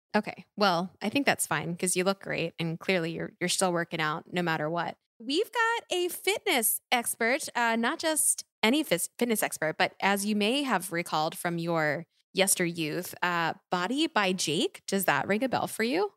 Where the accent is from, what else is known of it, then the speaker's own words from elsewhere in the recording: Philadelphia, Pennsylvania, United States; I'm from Philly